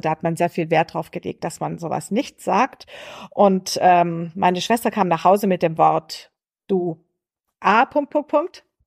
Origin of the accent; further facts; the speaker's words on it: Swabia, Baden-Württemberg, Germany; accent: Swabian; der schwäbische Dialekt für mich auch ein Stück Heimat, äh, weil ich hier aufgewachsen bin